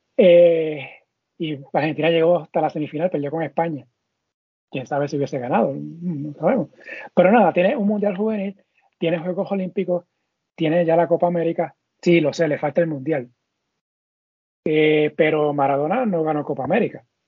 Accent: Puerto Rico; Nosotros somos boricua.

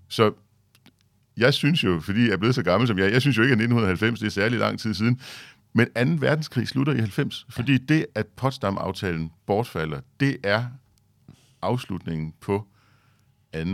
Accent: Denmark; som dansker

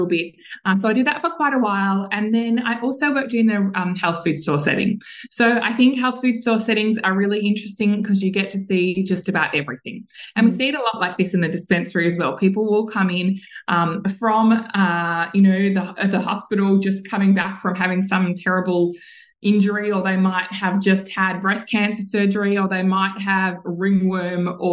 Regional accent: Mount Martha, Victoria, Australia; in my hometown in Mount Martha down here on the Mornington Peninsula

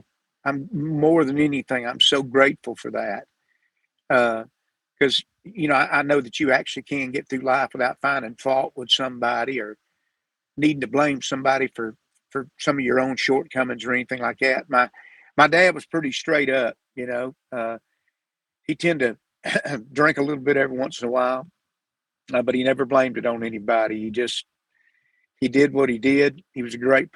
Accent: Sanford, Florida, United States; I was born in Sanford, Florida

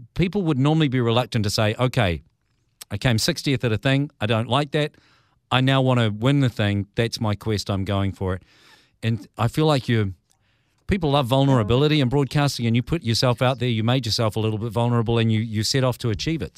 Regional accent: New Zealand; as a Kiwi

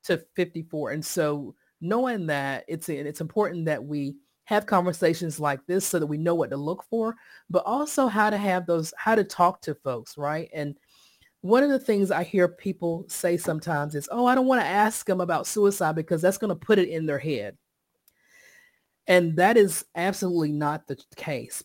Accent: Sampson County, Eastern North Carolina, United States; now in Raleigh, United States; I live in Raleigh, North Carolina, but I was born and raised in Eastern North Carolina, Sampson County.

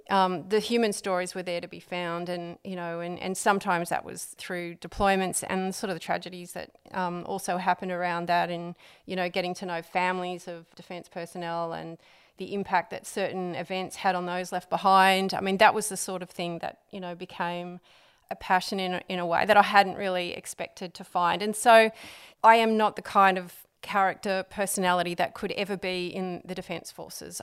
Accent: Sydney, New South Wales, Australia; I'm, I'm from Sydney originally

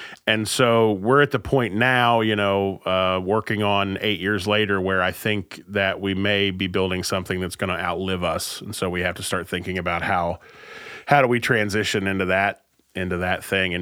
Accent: Southern West Virginia, United States; moved away; I'm originally from Southern West Virginia, but I've been here in North Central West Virginia the majority of my life.

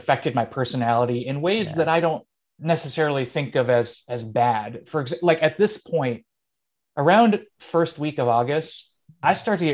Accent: Rochester, New York, United States; also born or lived in Jersey City; I love being from here.

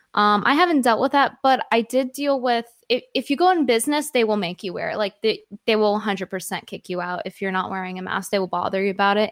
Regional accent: Connecticut, United States; accent: New York; valley girl; moved away as an adult; now in New York, United States; spent all my, like, growing up years in Connecticut from, like, ten through eighteen

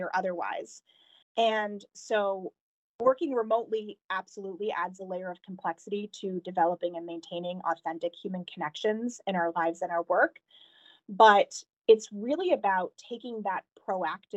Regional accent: New Hampshire, United States; moved away as an adult; also born or lived in Emeryville, California / San Francisco; I was relocated back to the East Coast, where I'm originally from, to New Hampshire

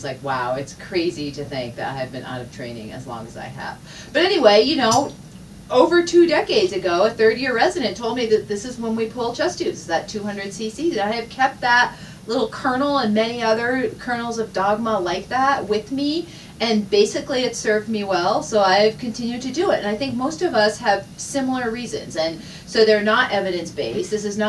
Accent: Vermont, United States; moved away as an adult; now in Utah, United States; I have been here for about a decade. I come originally from Vermont. I spent most of my life in New England, although it's getting up there. We've been in Utah now more than a decade, so it's been a while now.

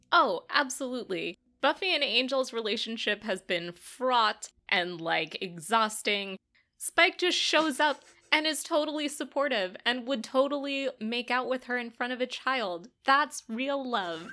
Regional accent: United States; Speaking as an American

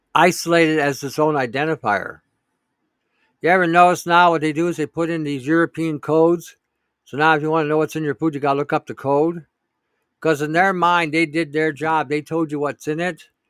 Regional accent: Canada

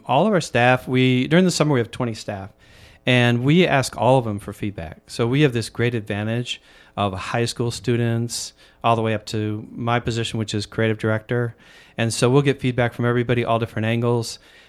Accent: Michigan, United States; now in Chicago, United States; I've lived here now for about 35 years. And I grew up in Michigan, so the Midwest.

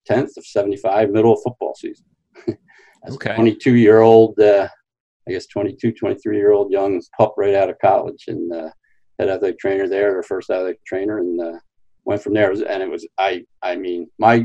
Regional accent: New Jersey, United States; accent: Philadelphia, South Jersey; also born or lived in Pennsylvania; I grew up in South Jersey, right across the bridge from Philadelphia, hence the Philadelphia, South Jersey accent.

